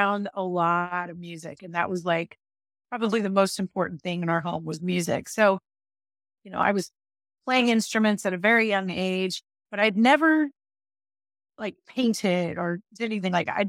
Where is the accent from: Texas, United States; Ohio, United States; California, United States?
Texas, United States; Dallas; now in Arizona, United States; I came from Dallas, Texas, where it was very lush and humid and green everywhere.